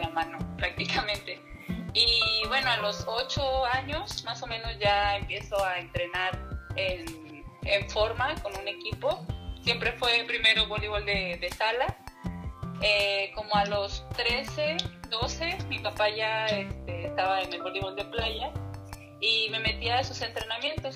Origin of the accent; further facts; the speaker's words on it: Mexico; soy, soy mexicano